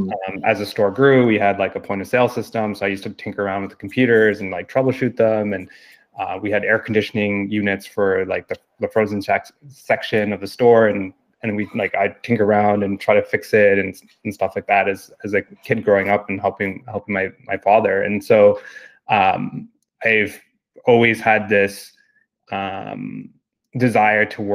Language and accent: English; Toronto, Ontario, Canada; growing up on Girard Street in Toronto